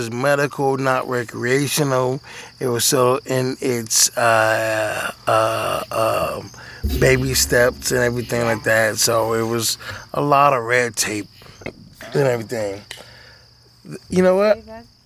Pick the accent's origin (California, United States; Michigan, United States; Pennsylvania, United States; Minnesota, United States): Michigan, United States; Detroit; I'm black and from Detroit. We don't do that shit up there